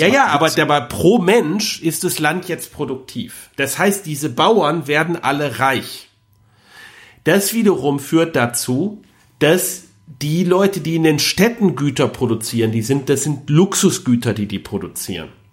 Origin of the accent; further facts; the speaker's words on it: Rhineland, Germany; als Rheinländer